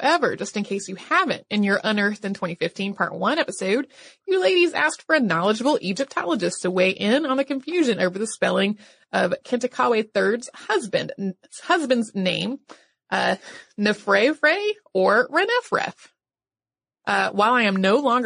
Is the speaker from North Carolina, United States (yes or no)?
yes; North Carolina, United States; my home state, which is North Carolina